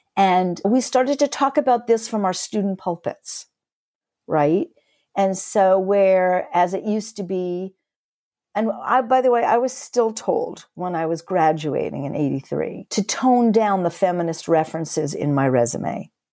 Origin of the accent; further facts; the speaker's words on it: New York, United States; moved away as an adult; now in Toronto, Canada; I'm originally from New York